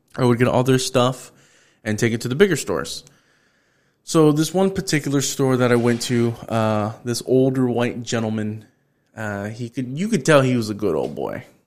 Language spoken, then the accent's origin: English; Houston, Texas, United States; I'm from the North Side